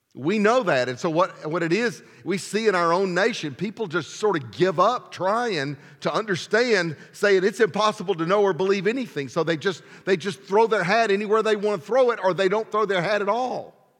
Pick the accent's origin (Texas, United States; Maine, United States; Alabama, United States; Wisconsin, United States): Alabama, United States; I was from Alabama